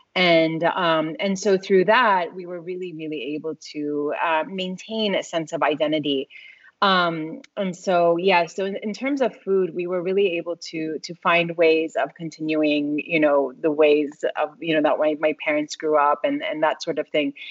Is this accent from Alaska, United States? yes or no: no; Tulsa, Oklahoma, United States; I grew up in Oklahoma